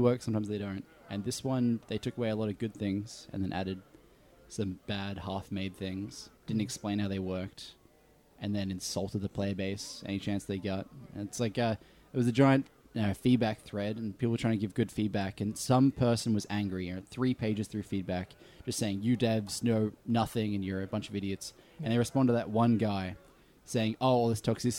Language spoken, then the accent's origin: English; Australia; moved away as an adult; also born or lived in Vancouver, Canada; now in Canada; being Australian outside of Australia